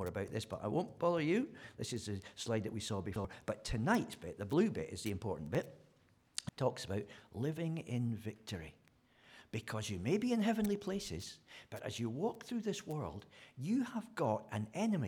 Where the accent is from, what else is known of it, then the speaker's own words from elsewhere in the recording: Scotland, United Kingdom; moved away; I'm a Scotsman